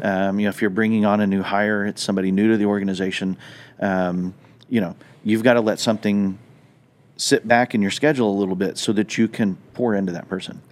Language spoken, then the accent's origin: English; Southwest, United States; moved away; growing up in the Southwest